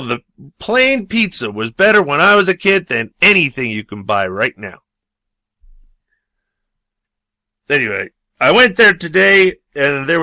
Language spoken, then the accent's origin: English; New York, United States; I grew up in New York